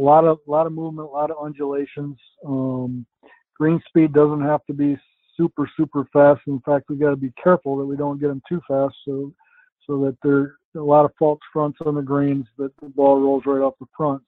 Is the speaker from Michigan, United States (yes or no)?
yes; Traverse City, Michigan, United States; moved away as an adult; also born or lived in New York State / Maryland; now in Philadelphia area, United States; my hometown of Traverse City, Michigan